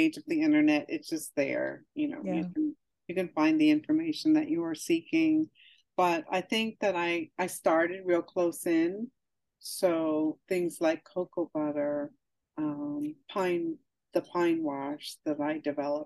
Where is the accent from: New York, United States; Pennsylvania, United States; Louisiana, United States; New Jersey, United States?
New Jersey, United States; moved away; also born or lived in Montclair, New Jersey / East Orange, New Jersey; once we moved to South Jersey and into the area that I lived, there were no sidewalks or curbs